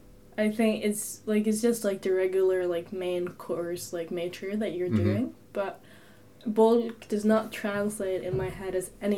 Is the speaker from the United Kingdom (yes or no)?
no; Sandefjord, Vestfold, Norway; I am from a city close to Oslo, but not that close. It's called Sandefjord.